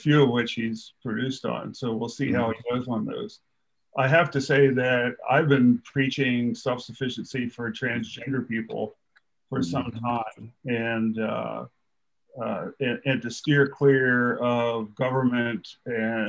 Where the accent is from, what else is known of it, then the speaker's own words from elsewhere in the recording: New Jersey, United States; I'm from South Jersey